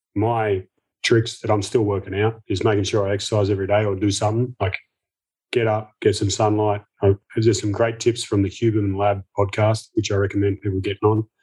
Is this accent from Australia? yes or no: yes; Melbourne, Victoria, Australia; as a kid growing up in Melbourne